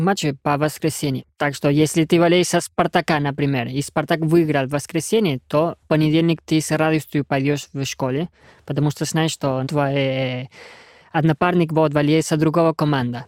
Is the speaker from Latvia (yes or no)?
no; Argentina; Russian is a second language; moved away as an adult; now in Russia; Я давно приехал из Аргентины в Россию в 2013 году